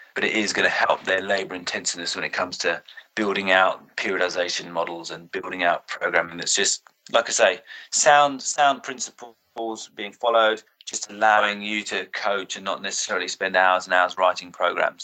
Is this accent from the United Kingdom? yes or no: yes; United Kingdom; as a British SNC coach